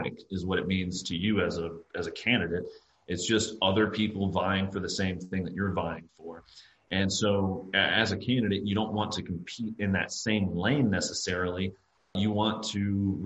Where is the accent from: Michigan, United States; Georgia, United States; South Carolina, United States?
South Carolina, United States; I'm from South Carolina. I went to school here